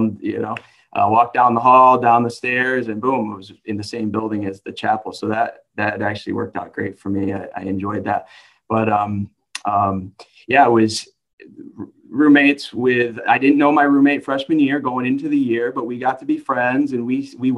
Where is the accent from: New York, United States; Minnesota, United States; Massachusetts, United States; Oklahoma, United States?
New York, United States; Gloversville; I grew up in Gloversville, New York, so about an hour northwest of Loudonville